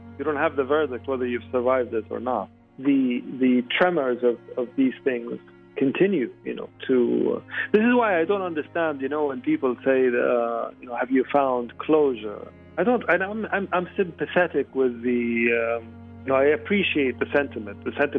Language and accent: English; Libya; also born or lived in New York / Egypt; now in London, United Kingdom; I'm a Libyan writer, but a Libyan writer with a complicated history. I was born in New York. And I've lived part of my life in Libya and in Egypt and most of it in London.